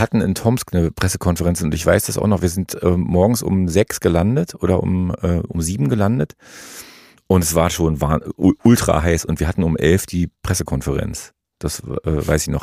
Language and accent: German; East Germany, Germany; ich bin in der DDR groß geworden